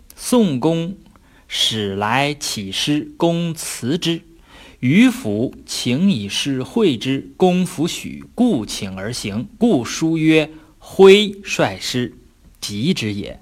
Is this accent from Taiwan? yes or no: no; China; 我们中国人起个英文名儿